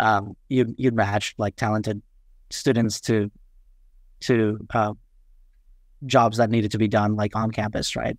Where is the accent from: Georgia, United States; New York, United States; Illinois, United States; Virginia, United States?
New York, United States; New York City; English is a second language; also born or lived in Kathmandu, Nepal / Far Western Nepal; I grew up in Queens, um, New York, uh, Forest Hills. And so of, you know, proud, proud to have grown up there